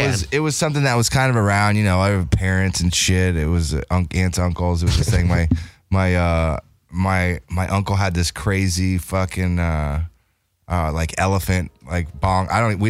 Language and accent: English; Indianapolis, Indiana, United States; moved away; I grew up in Indianapolis, Indiana.